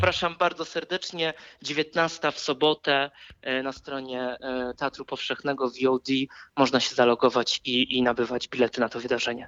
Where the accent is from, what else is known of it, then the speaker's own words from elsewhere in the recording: Wrocław, Lower Silesian Voivodeship, Poland; jestem z Wrocławia i zawsze będę powtarzał, że to jest moje miasto